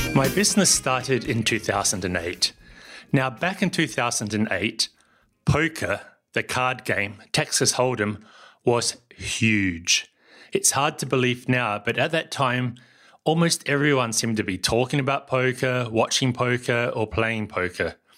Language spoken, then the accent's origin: English; New Zealand; also born or lived in Germany; now in Barcelona, Spain; I live here in Barcelona, but as you can tell from my accent, I come from somewhere else. That's New Zealand